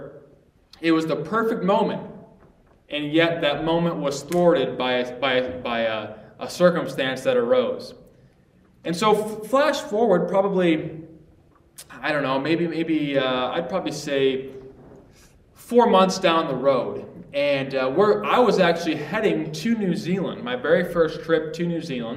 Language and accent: English; Ohio, United States; I grew up in Ohio